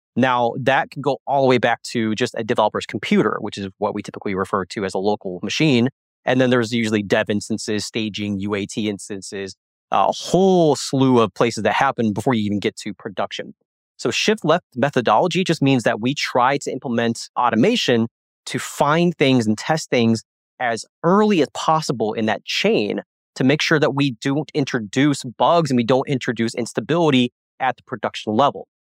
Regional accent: Springfield, Missouri, United States; I'm actually from Springfield, Missouri

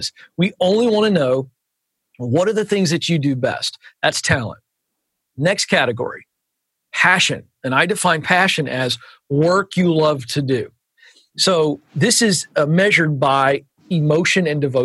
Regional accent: Virginia, United States; accent: Southern; moved away; also born or lived in Suwanee, Georgia; I'm a Virginian

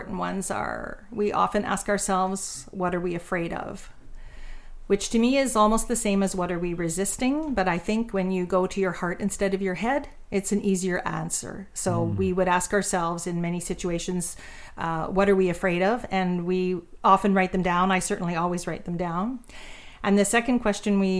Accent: Ontario, Canada; moved away; we are from Ontario, so we knew the town we were going back

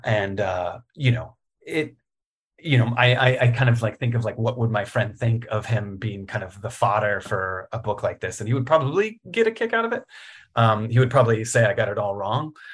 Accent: Richmond, Virginia, United States; also born or lived in Roanoke, Virginia; I was born in Roanoke. uh, born in the Blue Ridge and, uh, raised in Richmond

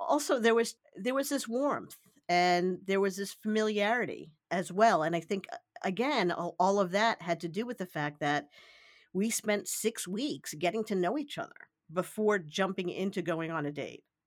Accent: New York City, New York, United States; I grew up in the New York City area

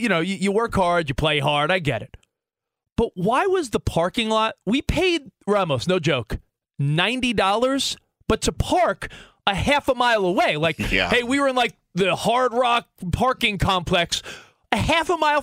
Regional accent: Long Island, New York, United States; now in Los Angeles, United States; I grew up on Long Island

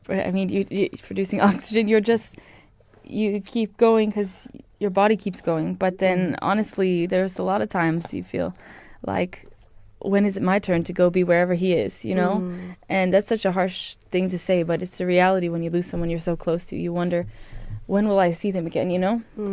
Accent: Honolulu, Hawaii, United States; moved away as an adult; also born or lived in KwaZulu-Natal, South Africa; now in South Africa; I'm from Hawaii in Honolulu.

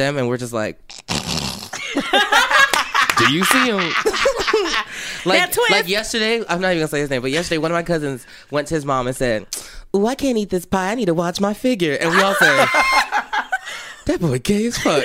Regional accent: Michigan, United States; moved away as an adult; also born or lived in Boston, United States; now in Orlando, United States; I grew up in Michigan

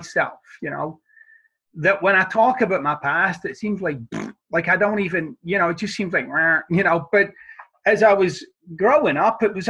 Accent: Glasgow, Scotland, United Kingdom; where I'm from in Scotland, as I like to say, I'm from the side of the tracks where they stole the tracks, right? I mean, it wasn't, it wasn't the most salubrious of environments

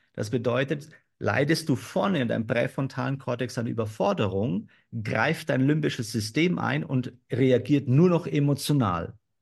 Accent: Germany; bei uns in Deutschland

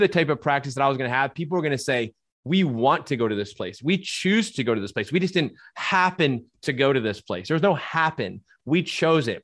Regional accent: New Jersey, United States; moved away as an adult; also born or lived in Minnesota; I was born and raised in New Jersey

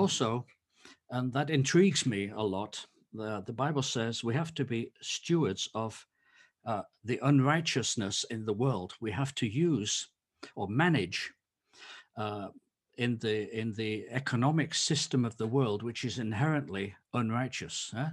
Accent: England, United Kingdom; moved away as an adult; now in Leiden, Netherlands; I'm an Englishman

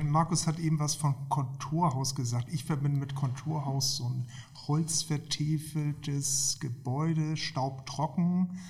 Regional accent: Hamburg, Germany; Ich bin in Hamburg aufgewachsen, im Westen, wenige Meter von der Elbe weg, also seit frühester Kindheit gesegelt.

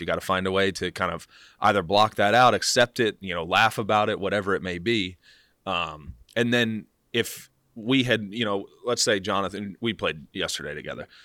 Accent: Kansas City, Missouri, United States; moved away; also born or lived in Dallas, Texas; I grew up in Kansas City

